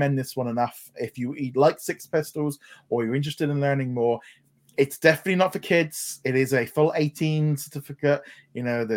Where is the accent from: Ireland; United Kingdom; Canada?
United Kingdom; being a Brit